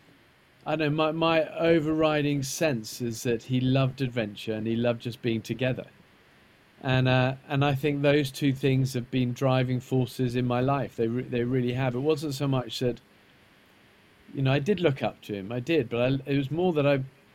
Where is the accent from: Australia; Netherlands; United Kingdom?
United Kingdom; Isle of Wight, South East England; I was brought up in the Isle of Wight